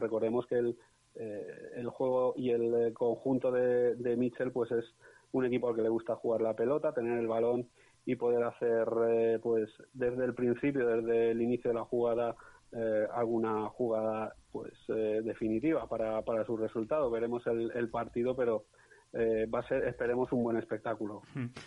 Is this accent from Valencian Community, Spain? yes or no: yes; Valencian Community, Spain; now in Huesca, Spain; como soy valenciano y vivo en Huesca